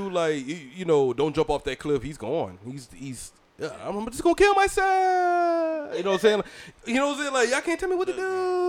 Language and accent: English; St. Simons Island, Georgia, United States; and Jim Brown is from my hometown, right? People don't know that. Jim Brown was born in St. Simons Island, Georgia, right? And you know, I went to school with his granddaughter